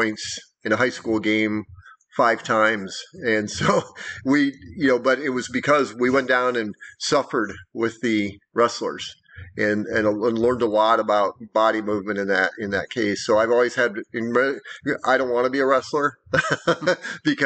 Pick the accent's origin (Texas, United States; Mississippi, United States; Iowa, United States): Iowa, United States; moved away; I grew up in Iowa, so I was a basketball player